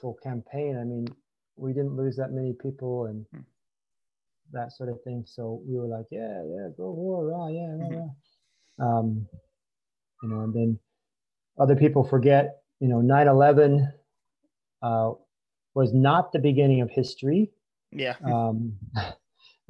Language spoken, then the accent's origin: English; United States; growing up in America